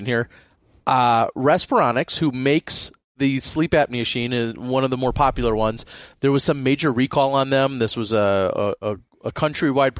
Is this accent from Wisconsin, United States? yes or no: yes; Milwaukee, Wisconsin, United States; back to my home state and to the city of Milwaukee area